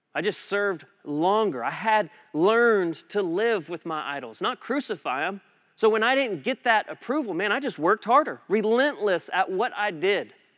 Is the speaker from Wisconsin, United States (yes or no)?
no; Eastland, Texas, United States; moved away as an adult; now in Aledo, United States; we had been living back in my hometown in Eastland